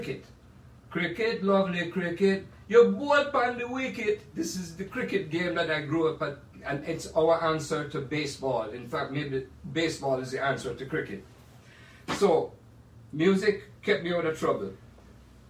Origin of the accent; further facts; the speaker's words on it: Jamaica; moved away; growing up in Jamaica